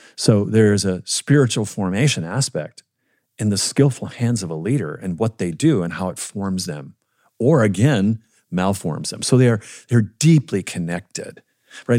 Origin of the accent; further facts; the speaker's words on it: Minnesota, United States; I grew up in Minnesota